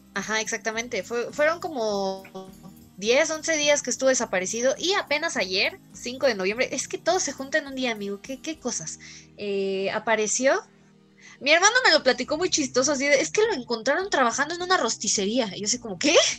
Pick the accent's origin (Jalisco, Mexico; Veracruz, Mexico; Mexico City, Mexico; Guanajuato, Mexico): Mexico City, Mexico; now in State of Mexico, Mexico; yo como buena chilanga traigo casi puras leyendas de la CDMX, porque sí, eh, no sé si esto ya lo sabían. Yo nací en, en la CDMX